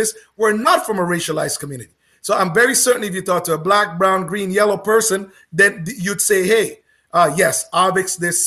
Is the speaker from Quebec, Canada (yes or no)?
no; Oakville, Ontario, Canada; I grew up in Oakville